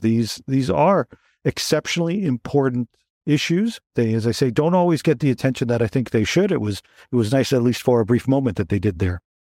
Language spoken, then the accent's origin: English; Toronto, Ontario, Canada; I'm from Toronto originally